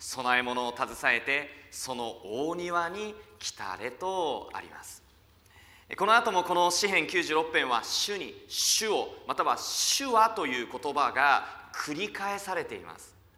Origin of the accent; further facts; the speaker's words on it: countryside of Fukushima, Japan; now in Tokyo, Japan; 福島の田舎から上京してきて